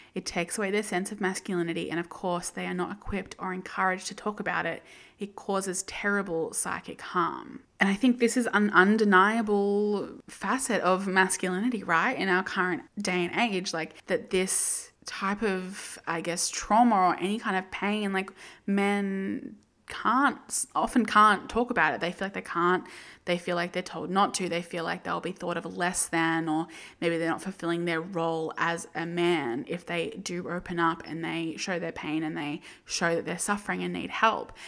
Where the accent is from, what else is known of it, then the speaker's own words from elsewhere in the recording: Australia; as an Australian